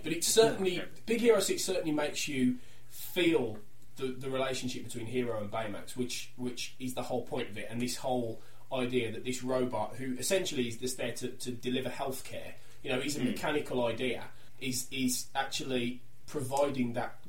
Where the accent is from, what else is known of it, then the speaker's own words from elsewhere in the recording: Wolverhampton, West Midlands, United Kingdom; because we're from Wolverhampton.